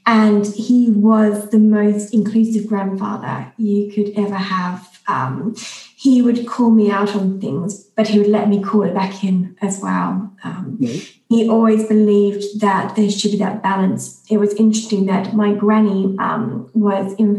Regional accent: London, United Kingdom; moved away as an adult; also born or lived in Australia; Being a Londoner born and bred

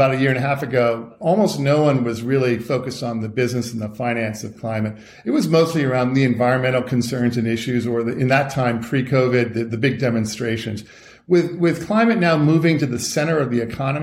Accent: Washington, District of Columbia, United States; I was a little kid growing up in Washington, D.C.

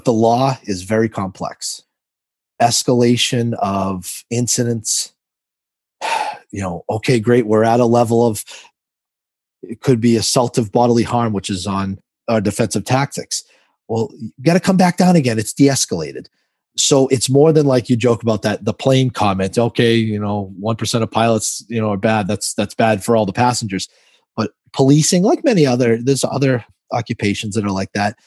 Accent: Lawrence, Massachusetts, United States; I'm born and raised in Massachusetts

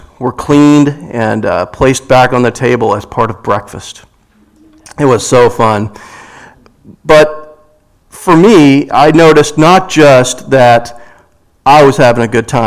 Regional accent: Arkansas, United States; Growing up in Arkansas like I did

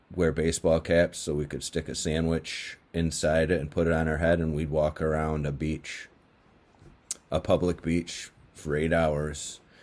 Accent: New England, United States; this slow-moving river in my hometown

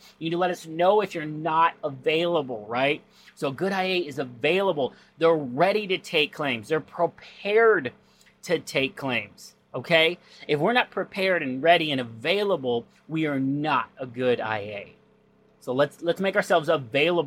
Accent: North Carolina, United States; moved away; my hometown church back in North Carolina

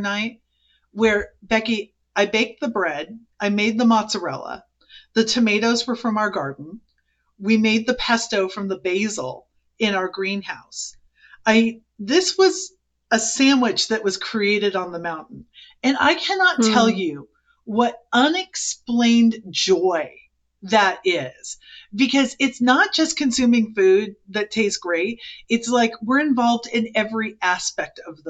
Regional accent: Silicon Valley, California, United States; moved away as an adult; we're from Silicon Valley

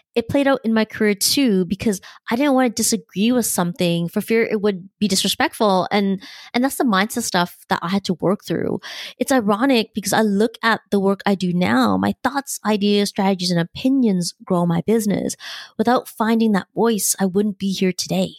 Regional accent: Canada; I was born in Canada, there were cultural and ethnic norms in my upbringing

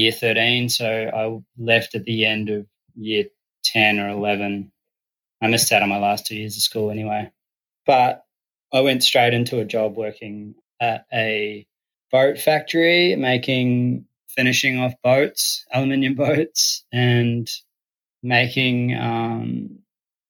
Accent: Cambridge, Waikato, New Zealand; also born or lived in King Country, New Zealand; I grew up in New Zealand in the heart of the Waikato or King Country

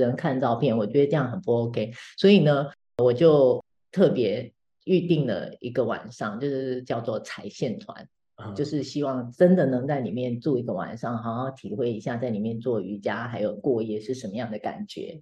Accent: Taipei, Taiwan; 我是台北人

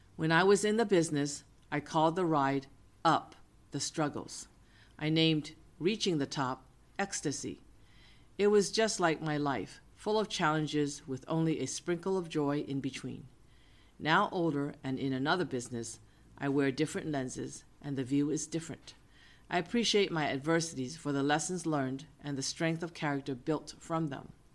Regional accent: Boston, Massachusetts, United States; moved away as an adult; now in San Francisco, United States; Cousin Eason and I grew up in Boston, but I had settled in San Francisco for many years as a grown woman

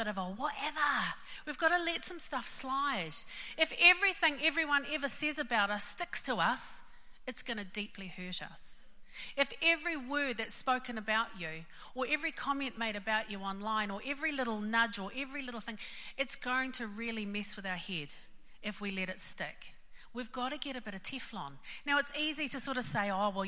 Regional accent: Auckland, New Zealand; I'm from West Auckland and this would be us

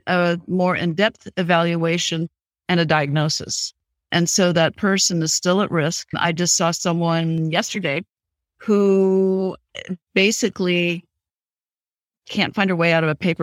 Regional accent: Wichita, Kansas, United States; now in California, United States

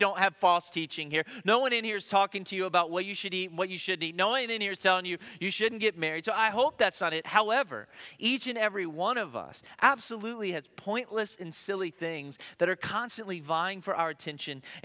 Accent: Tennessee, United States; moved away; I'm from Tennessee

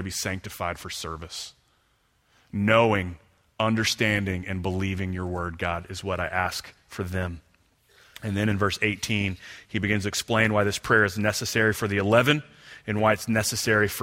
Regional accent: Houston, Texas, United States; I grew up in Houston over on the other side of town

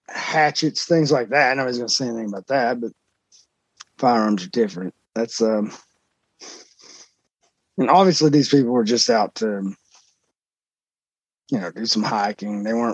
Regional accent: Virginia, United States; I'm very disappointed in you, Virginia. Being my home state

